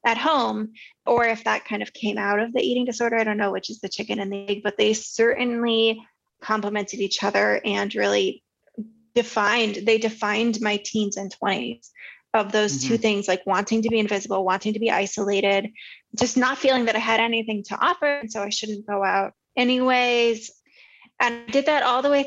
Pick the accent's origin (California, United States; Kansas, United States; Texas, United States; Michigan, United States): California, United States; Southern; I grew up in Southern California